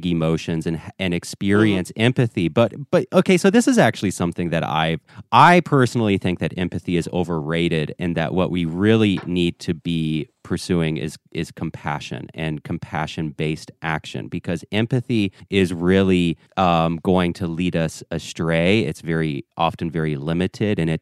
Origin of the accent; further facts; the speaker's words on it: the South, United States; I was raised here in the South.